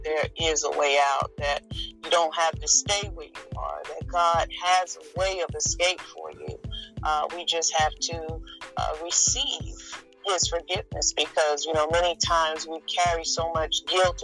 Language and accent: English; Philadelphia, Pennsylvania, United States; moved away as an adult; now in North Carolina, United States; I was born and raised in Philadelphia, Pennsylvania. During my 17 years there